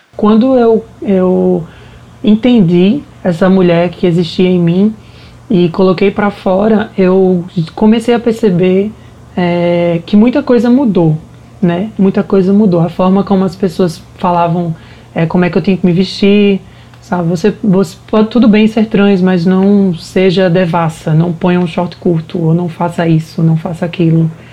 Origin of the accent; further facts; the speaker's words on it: Paraíba, Brazil; now in Recife, Brazil; sou paraibana, né, como falou anteriormente, moro em Recife atualmente